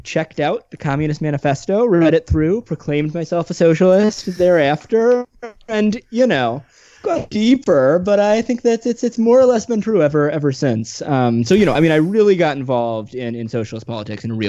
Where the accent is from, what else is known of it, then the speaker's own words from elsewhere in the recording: Midwest, United States; I grew up in the Midwest